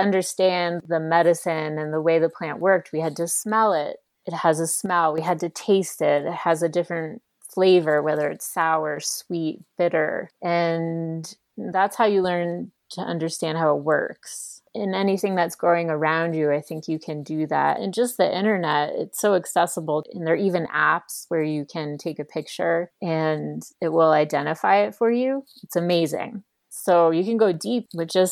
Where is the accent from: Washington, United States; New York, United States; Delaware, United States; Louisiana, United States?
New York, United States; now in Boulder, United States; I am from New York